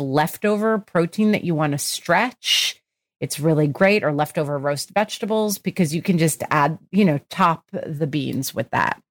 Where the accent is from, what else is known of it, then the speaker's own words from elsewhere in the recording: New Jersey, United States; I grew up in New Jersey